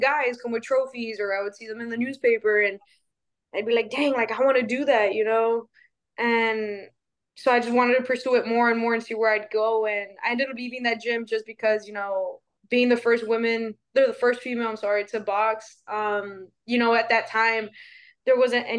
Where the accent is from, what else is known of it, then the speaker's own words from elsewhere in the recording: Laredo, Texas, United States; I'm from Laredo, Texas